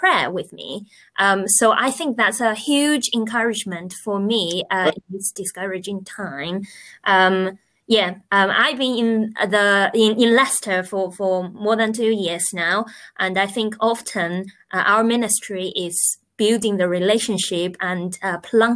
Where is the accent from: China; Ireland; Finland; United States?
China; moved away as an adult; now in England, United Kingdom; I am originally from China. I've been in England for nearly